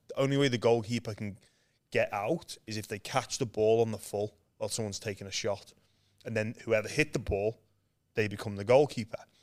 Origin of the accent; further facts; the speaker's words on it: Liverpool, North West England, United Kingdom; moved away as an adult; now in Australia; I was born in Liverpool, England, um, where there's no rugby league. I'm one of seven kids